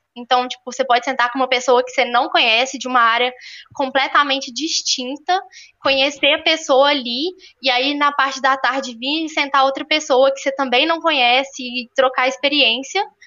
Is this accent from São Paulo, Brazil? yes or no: no; Belo Horizonte, Minas Gerais, Brazil; also born or lived in Ouro Preto; eu tenho 22 anos, sou natural de Belo Horizonte